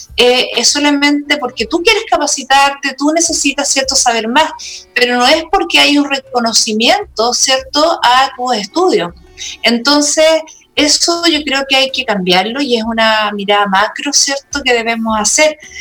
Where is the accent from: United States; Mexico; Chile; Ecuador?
Chile; Santiago, Santiago Metropolitan Region; also born or lived in Patagonia; yo soy de Santiago